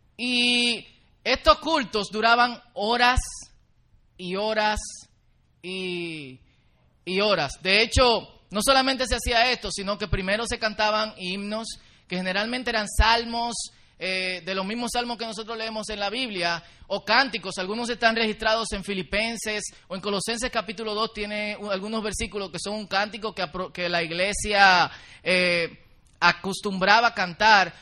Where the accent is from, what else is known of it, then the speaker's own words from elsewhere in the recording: Dominican Republic; Nosotros como dominicanos